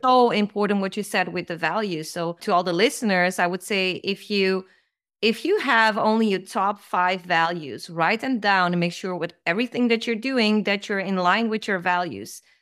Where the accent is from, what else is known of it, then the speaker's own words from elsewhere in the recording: Amsterdam, North Holland, Netherlands; my background is Yugoslavian, so I was born and raised in Amsterdam